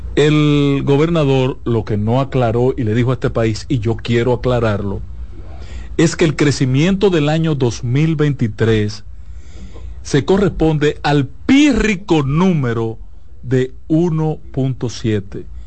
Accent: Dominican Republic

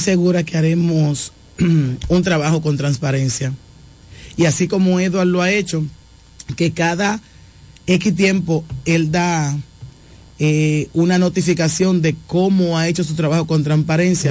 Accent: La Romana, Dominican Republic; also born or lived in Bávaro; yo soy de aquí de La Romana, pero estaba viviendo en Bávaro por un tiempo.

